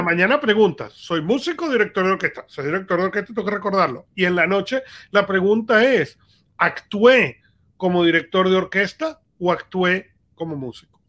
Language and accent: Spanish; Venezuela; yo crecí en Venezuela